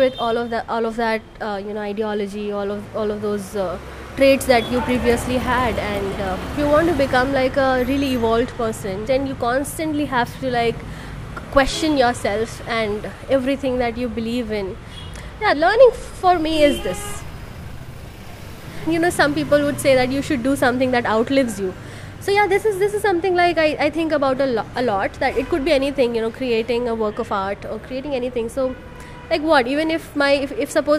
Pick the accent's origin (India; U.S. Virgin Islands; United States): India; Bihar; now in Bangalore, India; I am currently based out of Bangalore, and I'm working with a media company in Bangalore. But I come from Bihar.